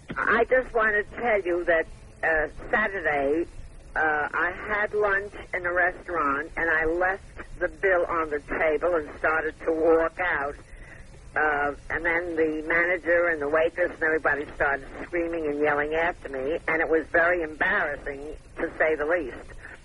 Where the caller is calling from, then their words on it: Hollywood, Florida, United States; I'm calling from Hollywood.